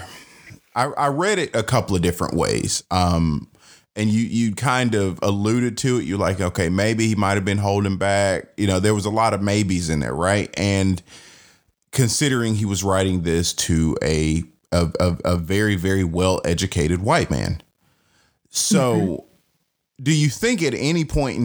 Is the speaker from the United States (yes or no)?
yes; the South, United States; as a Southerner